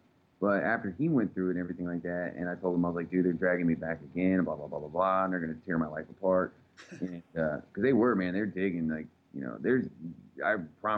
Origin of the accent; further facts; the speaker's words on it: Texas, United States; I'm just from Texas